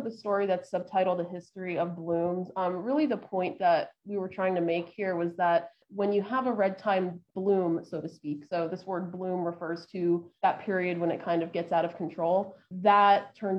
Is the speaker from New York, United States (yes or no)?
no; Miami, Florida, United States; I'm from Miami